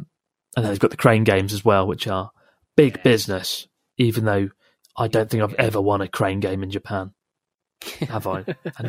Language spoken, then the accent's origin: English; Perth, Western Australia, Australia; I'm from Perth, Australia.